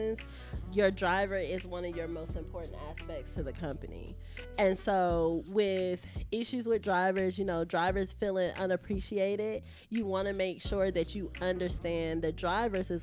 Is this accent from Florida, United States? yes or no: yes; Jacksonville, Florida, United States; also born or lived in Pensacola, Florida; I'm from Duval. I was born in Pensacola, been in Jacksonville since I was about 3 years old